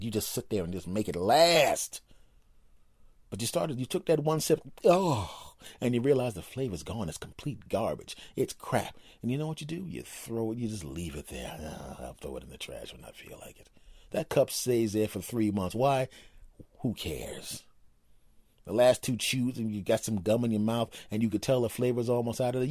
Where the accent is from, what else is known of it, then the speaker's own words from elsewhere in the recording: Philadelphia, Pennsylvania, United States; moved away; I was originally from Philadelphia